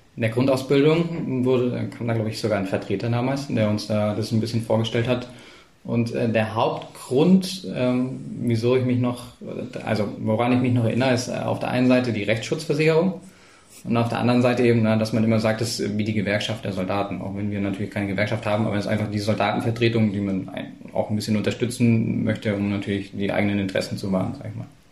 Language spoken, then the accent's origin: German; Ulm, Baden-Württemberg, Germany; moved away; also born or lived in Berlin / Trollenhagen; ich bin in Ulm aufgewachsen